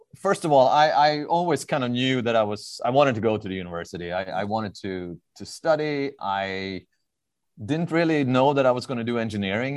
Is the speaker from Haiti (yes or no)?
no; Stockholm, Stockholm County, Sweden; moved away as an adult; now in Southern California, United States; I'm, uh, born, raised, and, and educated in, in Stockholm, Sweden